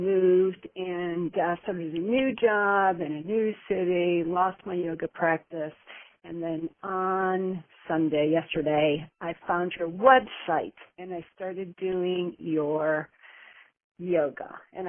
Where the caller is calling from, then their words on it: Houston, Texas, United States; I'm calling from Houston, Texas.